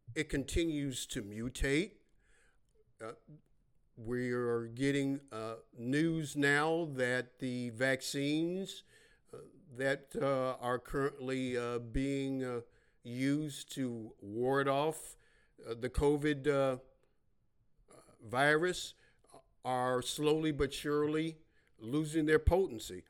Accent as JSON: {"language": "English", "town": "Chicago", "region": "Illinois", "country": "United States", "tie": "born or raised there", "said": "I was born and raised in Chicago, Illinois. west side of Chicago."}